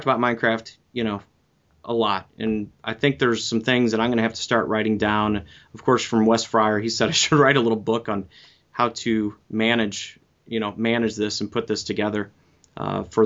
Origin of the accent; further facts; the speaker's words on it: Midwest, United States; I am a Midwesterner